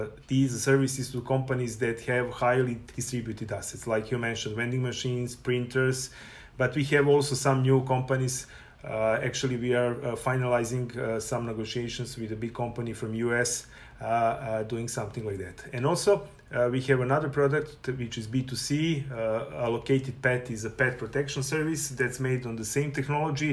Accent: Serbia; moved away as an adult; now in Canada; I was born in Serbia, and from August 2019, I'm proud resident of Canada

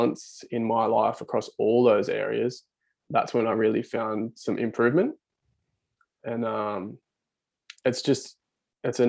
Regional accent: Central Coast, New South Wales, Australia; moved away as an adult; now in Newcastle, Australia; I'm originally from the Central Coast, moved to Newcastle

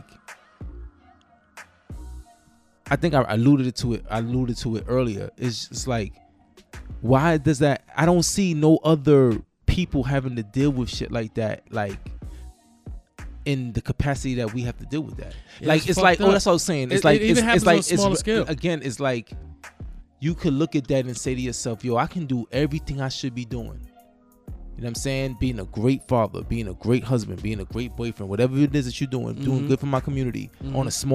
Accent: New York, United States; I'm from New York

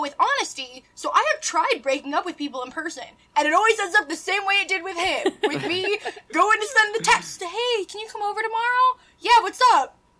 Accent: Midwest, United States; accent: nasally; I'm just from the Midwest. So like, I'm nasally

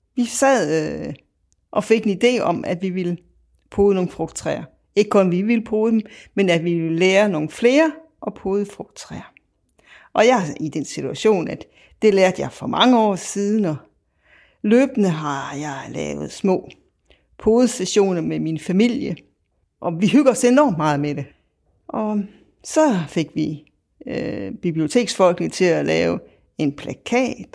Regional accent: Viborg, Central Denmark Region, Denmark; jeg kommer fra Viborg

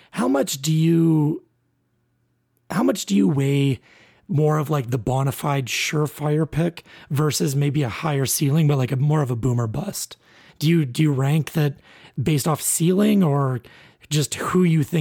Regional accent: Red Deer, Alberta, Canada; I grew up in Red Deer watching the Red Deer Rebels all the time

